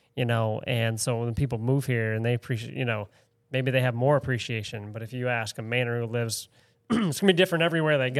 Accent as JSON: {"language": "English", "town": "Spruce Head", "region": "Maine", "country": "United States", "tie": "born or raised there", "said": "I grew up in Spruce Head"}